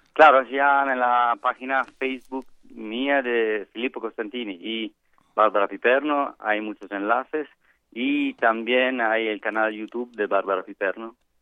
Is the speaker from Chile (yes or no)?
no; Italy; Spanish is a second language; moved away as an adult; now in Mexico; soy italiano